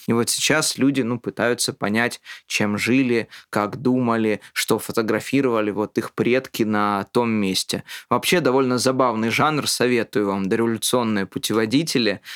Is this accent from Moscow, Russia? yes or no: yes; Moscow, Russia; born or raised there